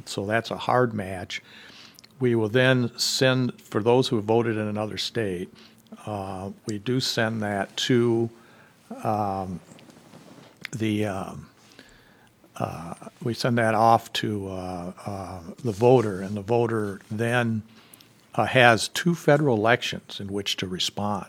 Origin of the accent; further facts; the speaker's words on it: southwestern Michigan, United States; moving back to my hometown in southwestern Michigan